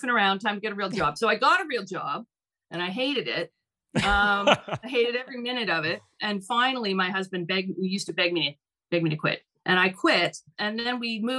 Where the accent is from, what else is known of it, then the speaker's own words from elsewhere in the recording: Vancouver, British Columbia, Canada; I grew up in Vancouver, BC. I was born and raised there.